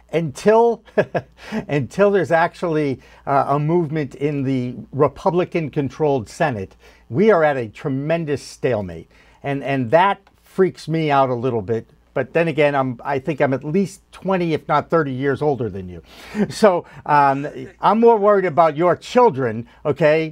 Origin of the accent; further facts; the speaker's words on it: East Coast, United States; I am from the East Coast